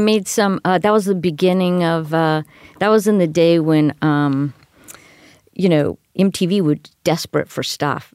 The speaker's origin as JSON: {"language": "English", "town": "Miami", "region": "Florida", "country": "United States", "tie": "born or raised there", "moved": "yes", "said": "I come from Miami, Florida"}